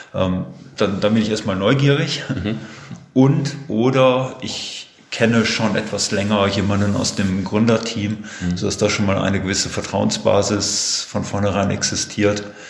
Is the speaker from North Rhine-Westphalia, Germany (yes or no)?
yes; Herford, North Rhine-Westphalia, Germany; Bin ein ja, sozusagen Kind der Region, geboren in Herford